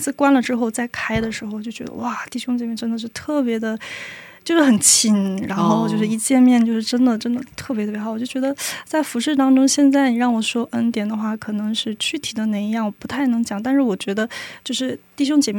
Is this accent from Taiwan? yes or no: no; China; moved away as an adult; also born or lived in Singapore; now in South Korea; 我是一个中国人，然后我在韩国人，我我在用英文来服侍弟兄